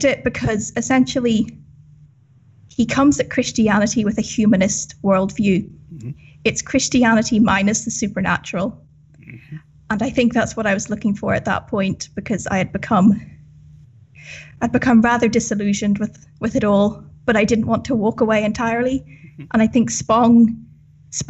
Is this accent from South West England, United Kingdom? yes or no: no; Northern Ireland, United Kingdom; now in Scotland, United Kingdom; I'm from Northern Ireland, but I currently live in Scotland